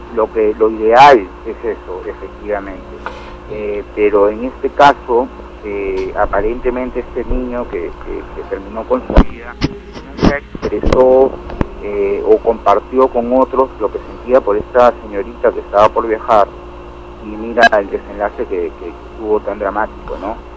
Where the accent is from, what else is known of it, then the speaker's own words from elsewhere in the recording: Peru; Imagínate un país como el Perú, en el que todavía estamos tan subdesarrollados